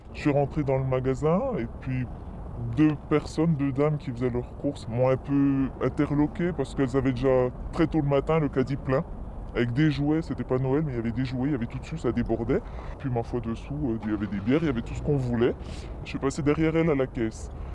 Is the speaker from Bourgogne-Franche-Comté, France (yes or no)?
yes; Chèvremont, Bourgogne-Franche-Comté, France; je suis de Chèvremont